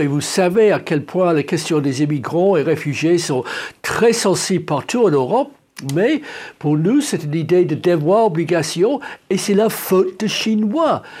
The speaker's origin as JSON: {"language": "French", "region": "England", "country": "United Kingdom", "said": "chez nous en Angleterre"}